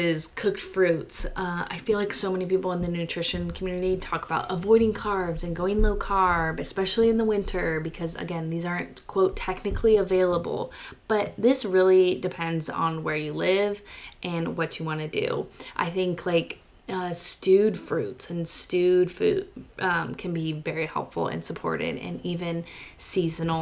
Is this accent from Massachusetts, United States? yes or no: no; California, United States; moved away; also born or lived in Utah; I'm from California. I grew up eating citrus